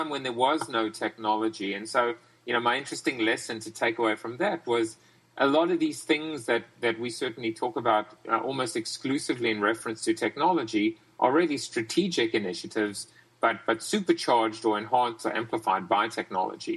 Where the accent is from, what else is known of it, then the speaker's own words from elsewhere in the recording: South Africa; now in United States; I'm from South Africa originally.